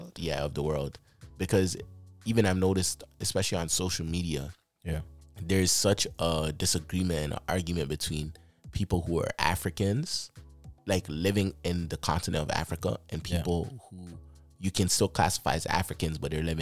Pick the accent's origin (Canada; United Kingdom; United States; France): Canada; I was born here in Canada.